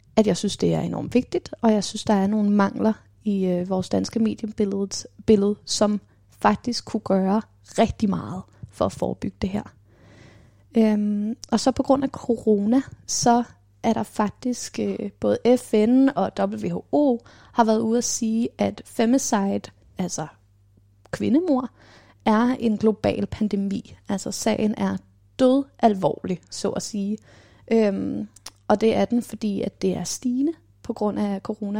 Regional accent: Copenhagen, Capital Region of Denmark, Denmark; Og så bor jeg her på Islands Brygge, hvor jeg er vokset op

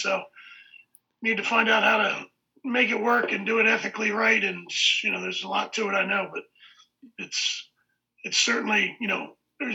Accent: Washington, District of Columbia, United States; growing up in the Washington area, you know, D.C. was an up-and-coming hockey town

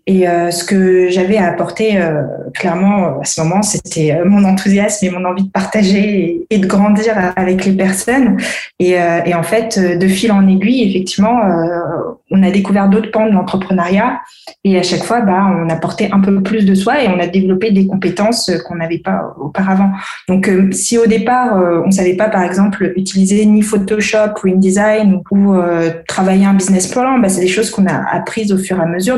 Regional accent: Antananarivo, Analamanga, Madagascar; moved away as an adult; now in France; Je suis malgache aussi. Je suis née en France. J'ai grandi à Madagascar

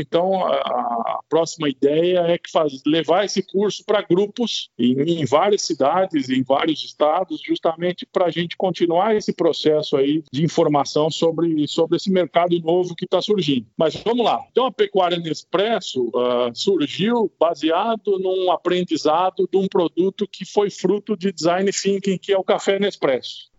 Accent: Brazil; a gente, como brasileiro

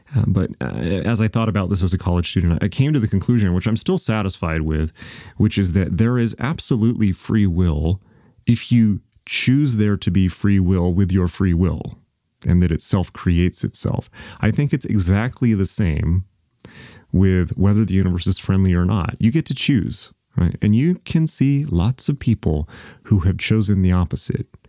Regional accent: United States; I'm an American

